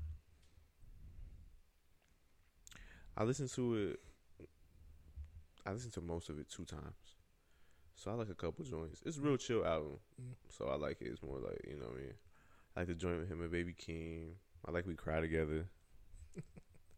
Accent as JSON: {"language": "English", "country": "United States", "said": "I'm African American"}